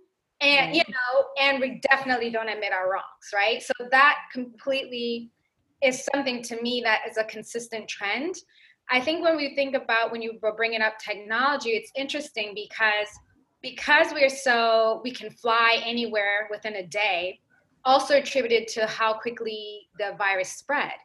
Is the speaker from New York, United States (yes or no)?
yes; New York, United States; I grew up in New York.